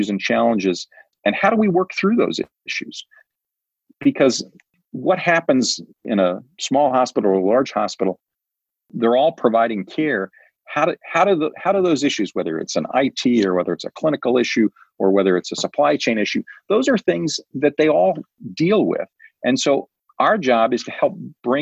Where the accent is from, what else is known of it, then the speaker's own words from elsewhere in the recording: Prairie Village, Kansas, United States; moved away as an adult; now in New Hampshire, United States; I grew up in the Midwest, and I grew up in a town called Prairie Village.